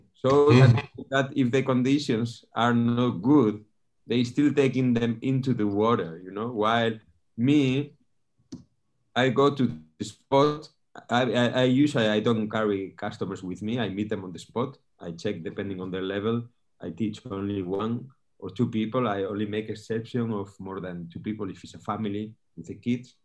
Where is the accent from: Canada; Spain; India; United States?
Spain; northern Spain; moved away as an adult; also born or lived in Canary Islands; now in Fuerteventura, Spain; I'm from from Spain. I'm uh, actually was born in the north of Spain. I've been living here in the Canary Islands for ten years now